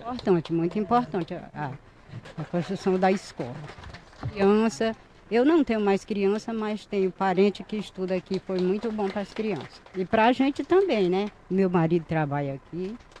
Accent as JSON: {"language": "Portuguese", "town": "Caxias", "region": "Maranhão", "country": "Brazil", "tie": "born or raised there", "said": "Nasci e me criei aqui no Genipapo"}